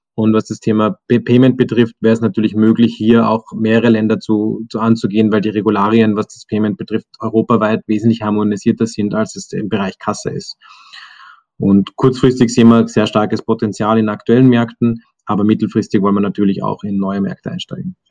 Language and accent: German; Zell am See, Salzburg, Austria; moved away as an adult; now in Vienna, Austria; ich bin ursprünglich aus dem Salzburger Land, bin in Zell am See aufgewachsen, dann zum Studieren nach Wien gekommen